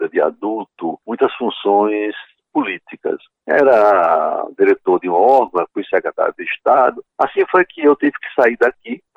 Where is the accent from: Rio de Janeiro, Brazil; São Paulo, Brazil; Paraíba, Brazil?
Paraíba, Brazil; João Pessoa; eu nasci em Jaguaribe e me dediquei sempre às coisas de João Pessoa. Aprendi a viver em João Pessoa